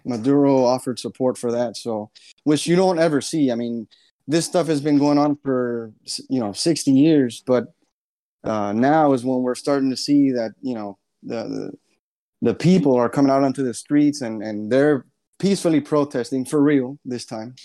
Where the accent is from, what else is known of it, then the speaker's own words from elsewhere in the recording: United States; I was born here in the States